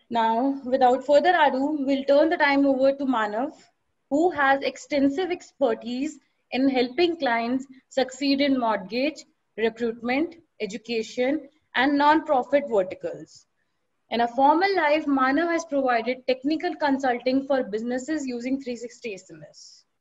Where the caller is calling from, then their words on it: Delhi, India; I'm from marketing team at 360 Degree Cloud and I'm joining in from Delhi.